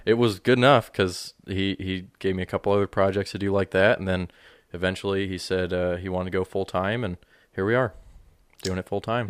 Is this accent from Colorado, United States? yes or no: yes; Monument, Colorado, United States; moved away as an adult; now in Lodi, United States; I grew up in, uh, Colorado, just north of Colorado Springs, if anybody's familiar with that, in the town of Monument